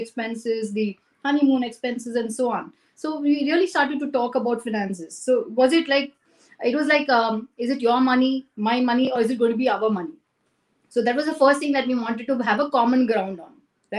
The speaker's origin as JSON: {"language": "English", "town": "Chennai", "region": "Tamil Nadu", "country": "India", "tie": "born or raised there", "also_born_or_lived": "Cochin, India", "moved": "as an adult", "lives_now": "Singapore", "said": "I was born in Cochin, brought up in Chennai"}